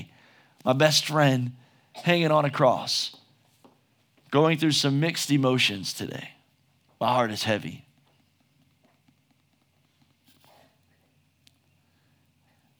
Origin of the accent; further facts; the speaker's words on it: United States; just as an American